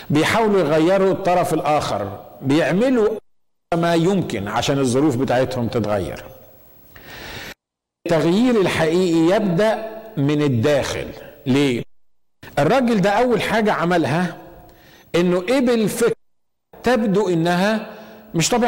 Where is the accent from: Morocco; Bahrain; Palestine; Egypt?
Egypt; moved away as an adult; لما جيت جديد من من من مصر